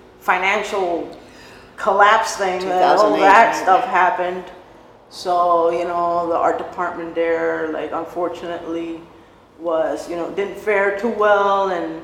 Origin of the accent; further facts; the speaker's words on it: Cuba; I moved from, we came from Cuba with my immediate family, basically, my mom, dad, and mm-hmm. Sister.